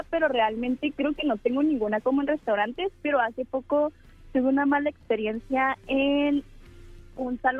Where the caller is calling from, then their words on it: Tijuana, Baja California, Mexico; De Tijuana.